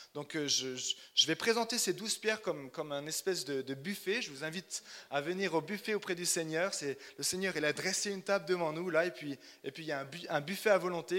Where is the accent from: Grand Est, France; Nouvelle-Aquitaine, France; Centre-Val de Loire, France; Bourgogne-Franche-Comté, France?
Bourgogne-Franche-Comté, France; Chalon-sur-Saône; moved away as an adult; now in Oslo, Norway; Je suis né à Chalon-sur-Saône, donc je suis bourguignon